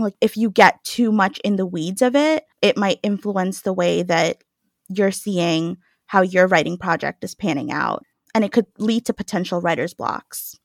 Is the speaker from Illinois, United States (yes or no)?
no; New York City, New York, United States; I grew up in New York